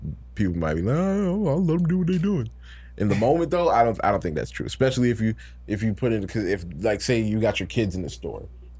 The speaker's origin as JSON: {"language": "English", "region": "the South", "country": "United States", "said": "we're from the South"}